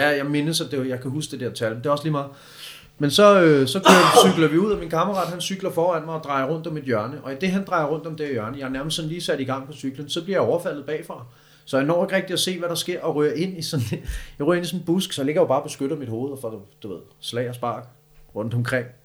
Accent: Copenhagen, Capital Region of Denmark, Denmark; also born or lived in Østerbro; hvor er du fra? Så siger jeg bare Amager.

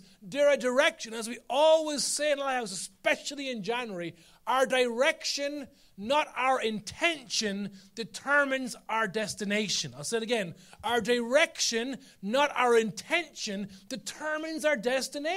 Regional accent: Carlow, Leinster, Ireland; I'm from Carlo.

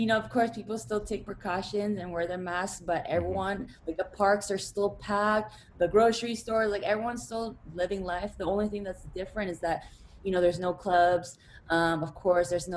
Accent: Vancouver, British Columbia, Canada; also born or lived in Arizona; now in Los Angeles, United States; I was originally from Vancouver, but now I live in Los Angeles.

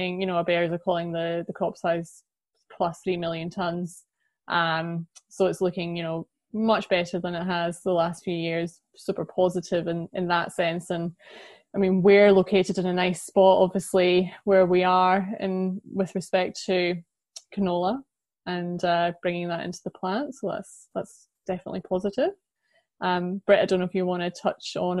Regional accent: Scotland, United Kingdom; also born or lived in Australia; now in London, United Kingdom; I'm from Scotland originally

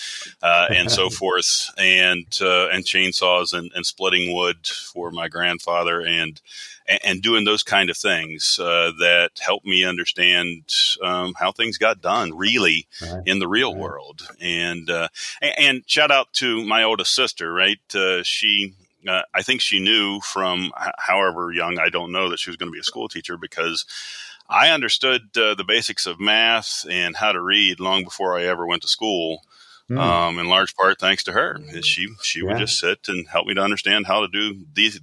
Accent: West Virginia, United States; growing up in Appalachia, growing up in West Virginia

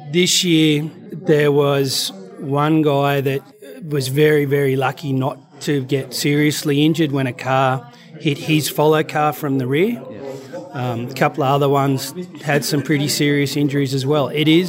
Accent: Australia; But, yeah, it is part of being Australian overseas, I guess.

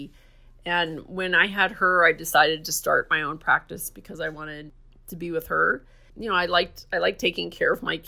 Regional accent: Dormont, Pennsylvania, United States; now in La Mesa, United States; I grew up in Dormont, Pennsylvania, which is outside of Pittsburgh

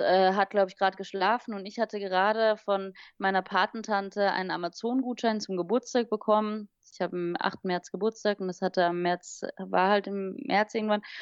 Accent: Vienna, Austria; also born or lived in Wiesbaden-Niedernhausen, Germany / Singapore / London; now in Berlin, Germany; ich bin ja in Wien hauptsächlich aufgewachsen

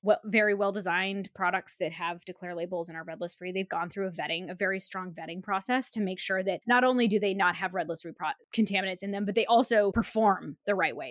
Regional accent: Alaska, United States; moved away; I'm from Alaska, where we sort of watch climate change happen in like real time

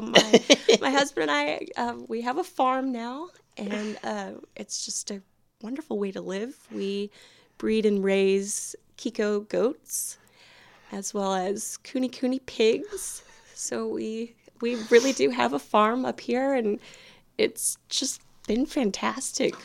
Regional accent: Houston, Texas, United States; moved away as an adult; now in Deep East Texas, United States; I'm originally from Houston, and my background is in the nonprofit world

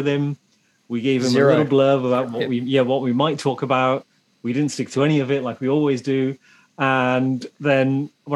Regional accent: England, United Kingdom; I'm a Brit living in England

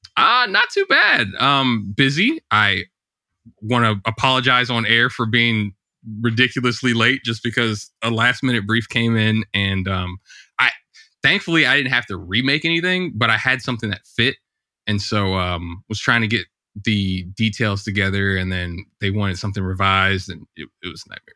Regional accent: St. Louis, Missouri, United States; I grew up in Saint Louis, Missouri, in the States

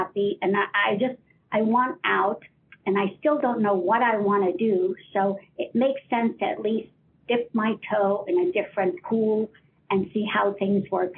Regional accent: Ohio, United States; moved away; I'm originally from Ohio

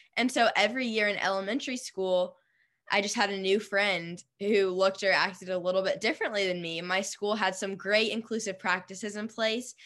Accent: Nashville, Tennessee, United States; I'm from Nashville

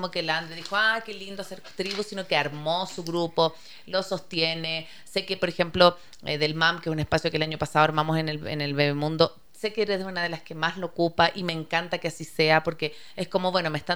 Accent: Chile; moved away as an adult; como yo me vine de Chile muy vieja, así como no vieja, pero los 35 ya tenía mis amigas allá

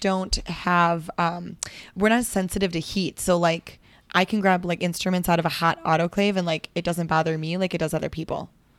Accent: Wisconsin, United States; So I'm from Wisconsin.

